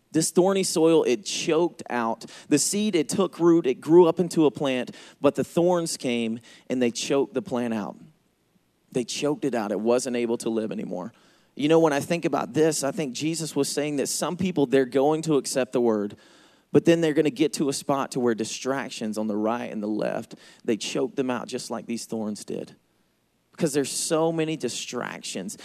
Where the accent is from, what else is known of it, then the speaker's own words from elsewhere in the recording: Georgia, United States; accent: Southern; I am from Georgia. That's why I talk funny